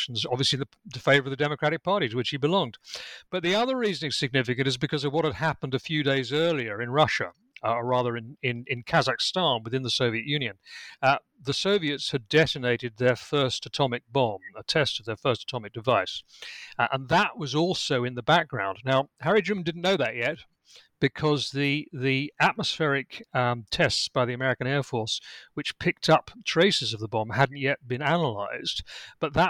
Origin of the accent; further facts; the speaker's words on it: United Kingdom; accent: British; also born or lived in Lincolnshire, England; as I think you can tell from my accent, I'm British. I'm actually speaking to you from my home in Lincolnshire in England